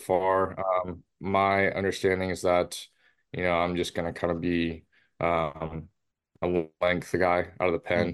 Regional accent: Seattle, Washington, United States; moved away as an adult; my hometown team

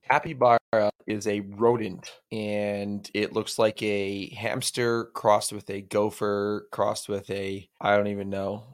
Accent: Alberta, Canada; I'm from Alberta, which is straight north of Montana

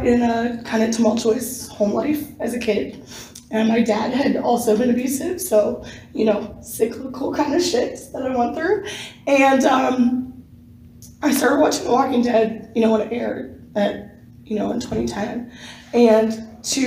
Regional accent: Raleigh, North Carolina, United States; I'm from Raleigh, North Carolina.

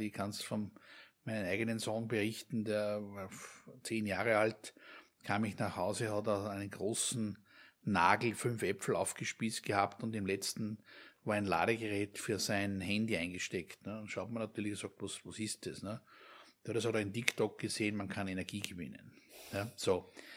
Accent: Austria; uns als, als Österreicher, hier als gelernte Österreicher

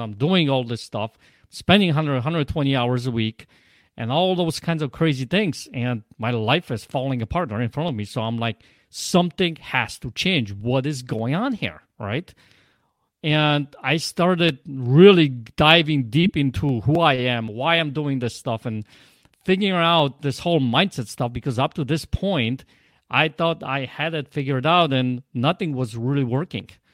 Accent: Poland; accent: Polish; English is a second language; now in Michigan, United States

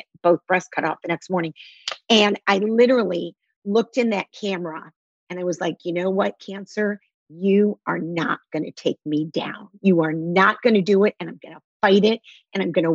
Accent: Detroit, Michigan, United States; moved away; I was raised in Detroit

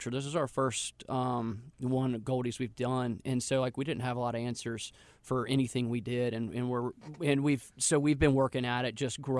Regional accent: North Carolina, United States; but we're from North Carolina

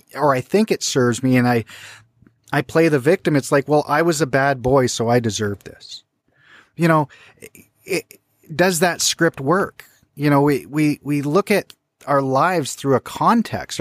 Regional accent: British Columbia, Canada; growing up in British Columbia

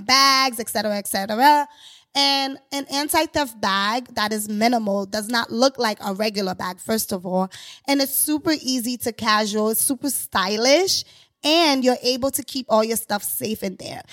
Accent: Haiti; now in New York City, United States; I'm originally from Haiti

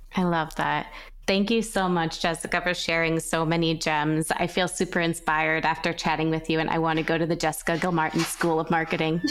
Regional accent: New York, United States; I'm from New York, too.

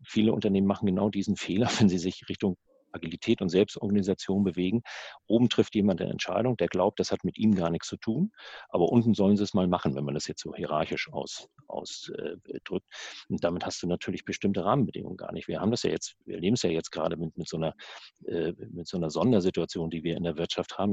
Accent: the North, Northern Germany, Germany; bei uns im Norden

